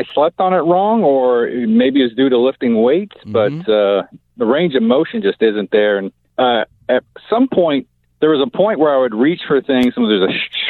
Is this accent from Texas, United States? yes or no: yes; Texas, United States; moved away as an adult; also born or lived in Oklahoma, United States / Eagle Rock, Los Angeles, United States; now in Los Angeles, United States; I grew up in Texas and Oklahoma. My dad worked in oil.